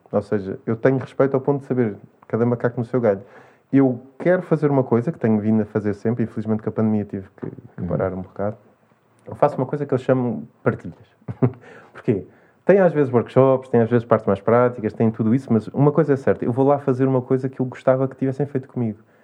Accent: Cascais, Lisbon, Portugal; a minha vida de cá foi praticamente toda em Cascais. Uhum. Em São Pedro, foi onde eu nasci.

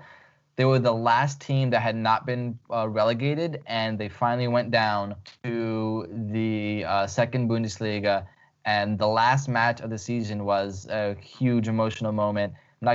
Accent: Lviv, Lviv Oblast, Ukraine; They're from my hometown in Lviv in the western Ukraine.

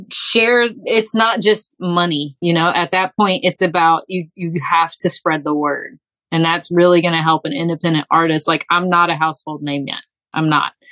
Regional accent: Texas, United States; born there; now in Alabama, United States; I was born in Texas. I have ping ponged all over. I've lived in the Northeast. I've been all over the Southeast and just kind of settled here.

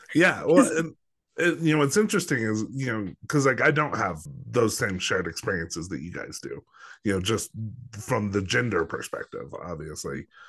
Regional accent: Los Alamos, New Mexico, United States; also born or lived in Albuquerque; I didn't grow up in Albuquerque. I grew up in Los Alamos

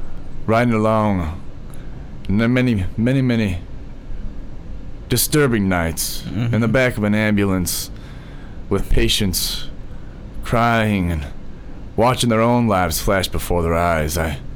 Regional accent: Lampkin, Connecticut, United States; born there; Born in Lampkin, Connecticut

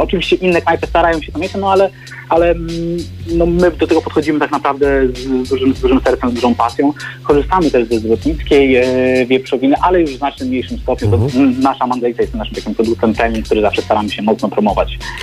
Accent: Biskupiec, Warmian-Masurian Voivodeship, Poland; Ja pochodzę z Warmii Mazur, z Biskupca, z mojej miejscowości.

